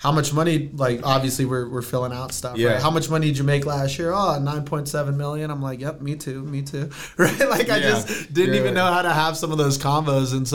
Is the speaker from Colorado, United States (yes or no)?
yes; Aurora, Colorado, United States; also born or lived in Brazil; I grew up in Aurora, Colorado